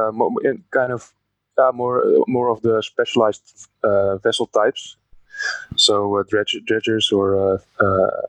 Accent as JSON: {"language": "English", "country": "Netherlands", "tie": "born or raised there", "said": "I was born in the Netherlands, and my family is also from here, partly from Belgium, though. I'm part Belgian, part Dutch"}